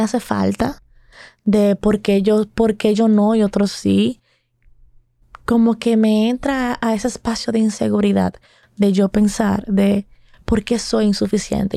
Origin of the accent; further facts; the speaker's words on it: Dominican Republic; nosotros, como dominicanos